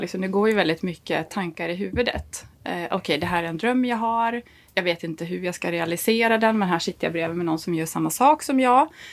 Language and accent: Swedish; Dalarna County, Sweden; accent: Dalmål; moved away as an adult; jag pratar ju dalmål. Jag är liksom tångborna från Dalarna